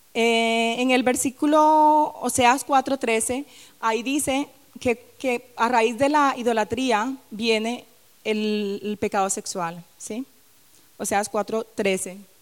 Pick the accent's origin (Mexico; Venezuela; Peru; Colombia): Colombia; Barranquilla, Atlántico; moved away; en mi tierra, en Barranquilla